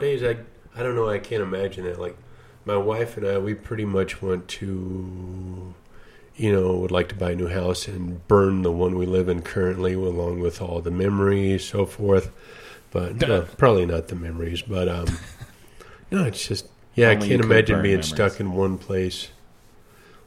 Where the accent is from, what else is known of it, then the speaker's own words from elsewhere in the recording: Castle Rock, Colorado, United States; also born or lived in Oklahoma; I grew up in Castle Rock. So I'm originally from Oklahoma, but grew up down in Castle Rock.